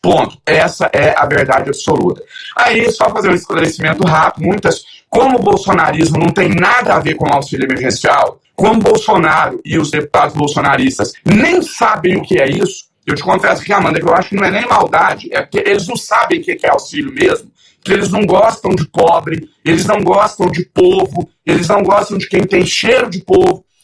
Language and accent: Portuguese; Brazil; nós enquanto brasileiros